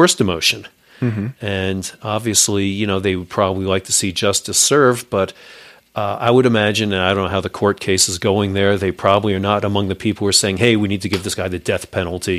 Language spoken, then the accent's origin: English; New York, United States; I'm from New York